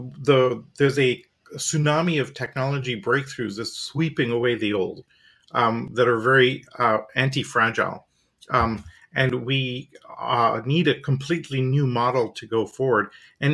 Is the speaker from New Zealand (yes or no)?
no; India; also born or lived in Canada / Europe; now in United States; I'm from India originally, schooling university in Canada, 10 years in Europe